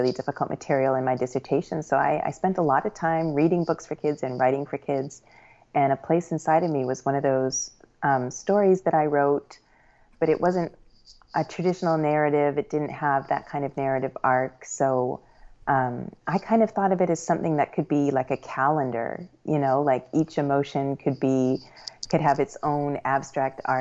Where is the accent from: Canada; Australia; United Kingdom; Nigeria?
Canada; also born or lived in Brooklyn, New York, United States / Lancaster, Pennsylvania, United States; now in Evanston, United States; I'm an immigrant. I grew up in Canada, and then I've been in the U.S. now longer than I have lived in Canada.